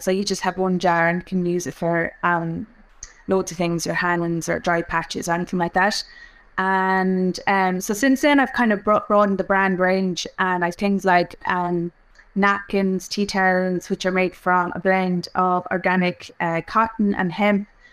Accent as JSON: {"language": "English", "area": "Offaly", "region": "Leinster", "country": "Ireland", "tie": "born or raised there", "said": "I'm from Offaly. I grew up in Offaly"}